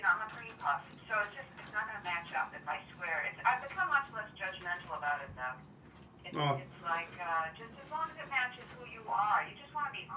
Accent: Brockton, Massachusetts, United States; when I was growing up in Brockton

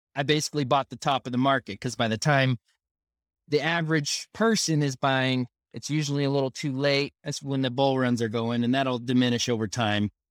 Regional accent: Southern California, United States; moved away as an adult; now in Utah, United States; I was raised in Southern California, um, and, uh, I've been here in Utah for eight years now

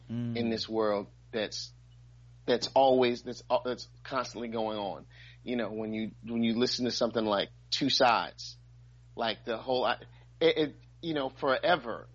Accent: New York City, New York, United States; I'm from Brooklyn

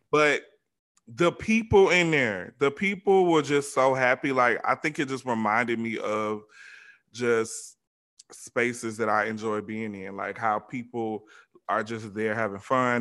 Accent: Georgia, United States; moved away; me growing up in the South, especially Georgia

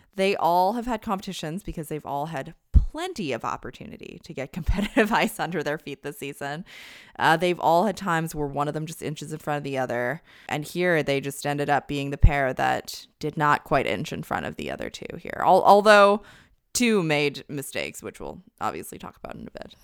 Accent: Canada; now in United States; I'm not American, I'm Canadian, but a Canadian living in the U S

